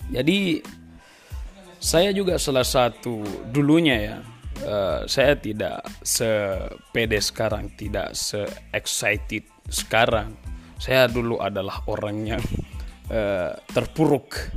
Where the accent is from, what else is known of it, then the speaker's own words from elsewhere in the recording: Florida, United States; born there; Saya lahir di Florida 27 September 1998